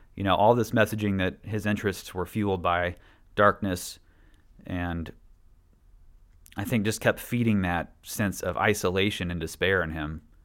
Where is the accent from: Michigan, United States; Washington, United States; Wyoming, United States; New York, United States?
Washington, United States; also born or lived in Statesboro, Georgia; we grew up in Statesboro from the ages of seven and nine until we moved to Washington State